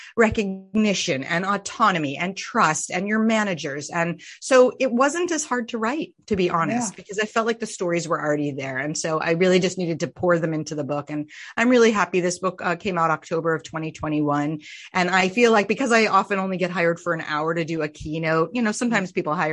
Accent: Vermont, United States; I was raised in Vermont

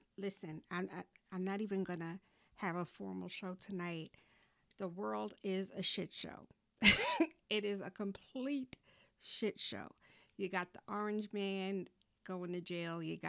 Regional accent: New York, United States; now in North Carolina, United States; my hometown, New York

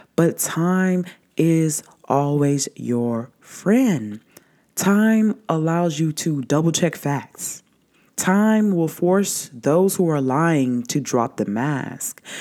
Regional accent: the South, United States; growing up in the South

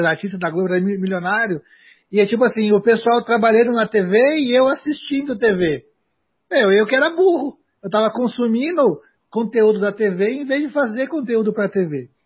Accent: Brazil; o país que eu moro. Né? Então, aonde eu nasci

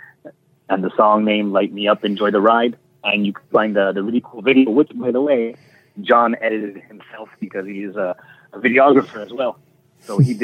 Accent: Canada; obviously we're from Canada

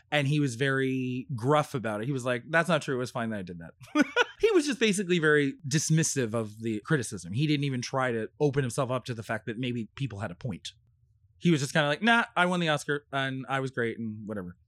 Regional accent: California, United States; also born or lived in New Jersey; now in New York City, United States; we moved to California when I was four and a half

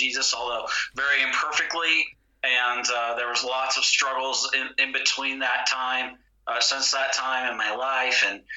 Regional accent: United States; also born or lived in greater LA area; I'm an American

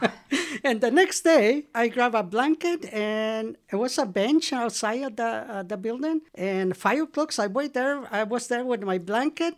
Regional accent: El Salvador; English is a second language; moved away as an adult; now in Marin, United States; I am from El Salvador

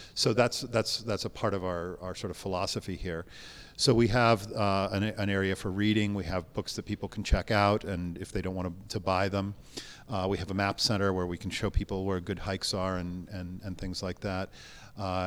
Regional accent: Montana, United States; also born or lived in San Francisco; now in Los Angeles, United States; I grew up in Montana

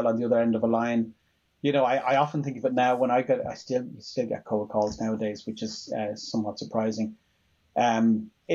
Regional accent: Dublin, Leinster, Ireland; Grew up in the middle of Dublin, not far from what's now the Aviva Stadium.

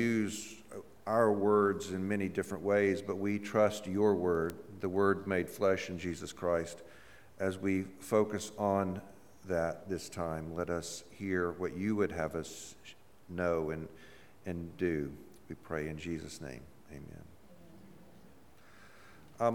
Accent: Mississippi, United States; I'm from Mississippi

